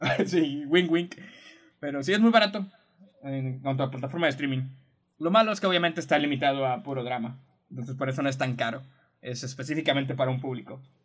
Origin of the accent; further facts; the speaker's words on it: Mexico; Algo que tenemos los mexicanos